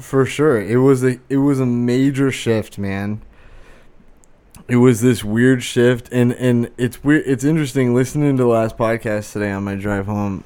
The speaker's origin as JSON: {"language": "English", "country": "United States", "said": "as an American I've never traveled outside the United States"}